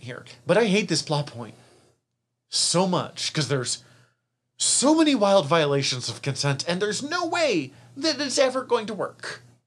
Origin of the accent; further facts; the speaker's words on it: Missoula, Montana, United States; we're from Missoula, so I, I mean, I went to Lewis and Clark Elementary